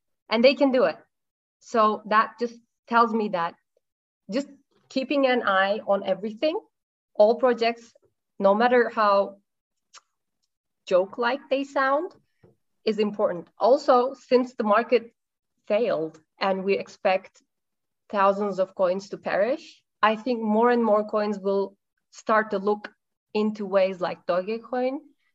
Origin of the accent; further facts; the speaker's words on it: Turkey; I am Turkish